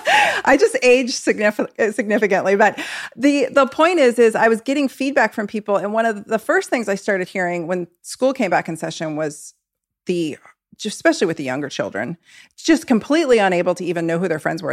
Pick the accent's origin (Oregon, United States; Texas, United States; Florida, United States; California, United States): Oregon, United States; I'm from Oregon